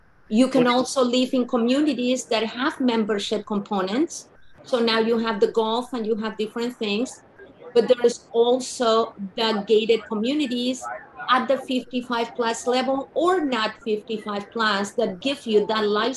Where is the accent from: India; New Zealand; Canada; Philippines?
Canada; moved away as an adult; now in Boca Raton, United States; I am based in Boca Raton. I am also from Canada